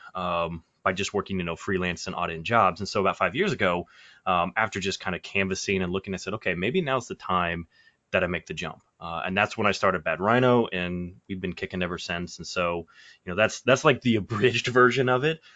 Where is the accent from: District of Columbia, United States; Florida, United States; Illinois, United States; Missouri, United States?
Missouri, United States; Kansas City; moving back to Kansas City, which is, you know, kind of my hometown